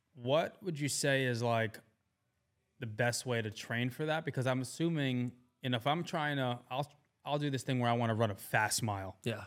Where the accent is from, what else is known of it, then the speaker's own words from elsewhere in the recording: New York, United States; moved away as an adult; now in Austin, United States; I'm not from Maryland, you know, I'm from New York